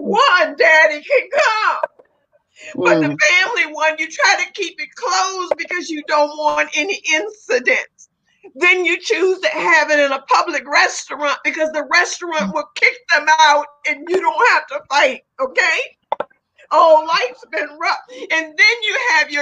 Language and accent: English; Southern Virginia, United States; moved away as an adult; I wasn't in my hometown now. I was not in Southern Virginia